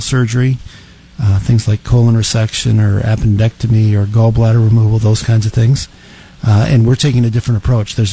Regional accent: Ravenna, Nebraska, United States; also born or lived in Lincoln, Nebraska / Cambridge, Massachusetts; I was born in Ravenna, Nebraska. My folks owned a hardware store in Ravenna

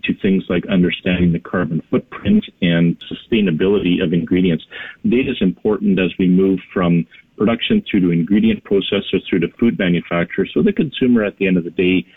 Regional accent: Canada; we're Canadian

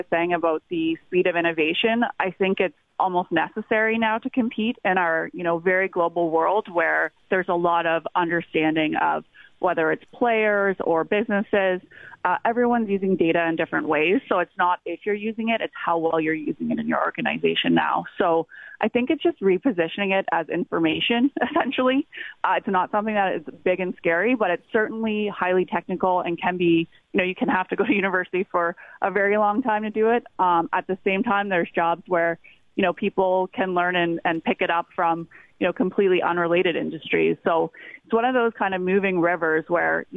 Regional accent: Niagara region, Ontario, Canada; I'm actually originally from the Niagara region

